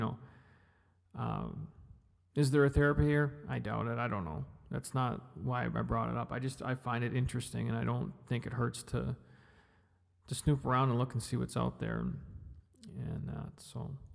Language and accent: English; Kamloops, British Columbia, Canada; now in Edmonton, Canada; I grew up in Kamloops. I didn't grow up in Edmonton. I grew up in Kamloops. I grew up in British Columbia.